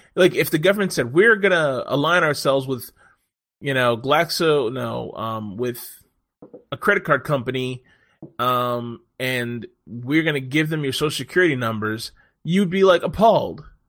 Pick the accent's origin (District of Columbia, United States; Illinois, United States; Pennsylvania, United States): District of Columbia, United States; Washington; also born or lived in Silver Spring; This is where I'm fucking from. Born in D C.